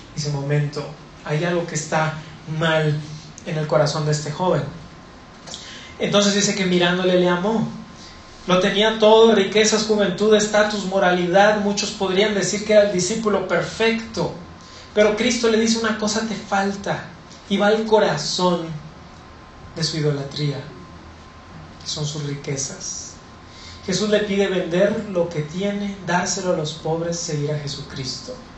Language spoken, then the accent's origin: Spanish; Monterrey, Nuevo León, Mexico; Yo soy de Monterrey